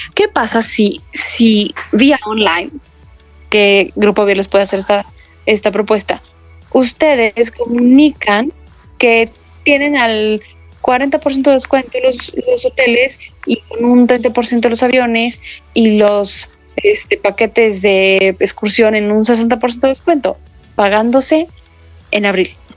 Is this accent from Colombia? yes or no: no; Mexico